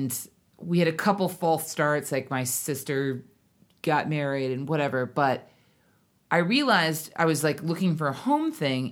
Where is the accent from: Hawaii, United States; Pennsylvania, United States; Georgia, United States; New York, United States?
Hawaii, United States; we grew up in Hawaii